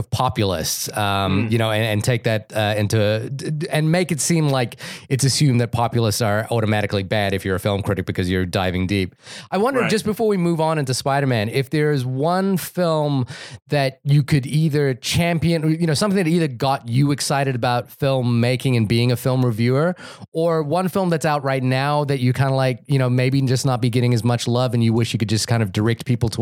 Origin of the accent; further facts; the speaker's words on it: New Zealand; I'm from New Zealand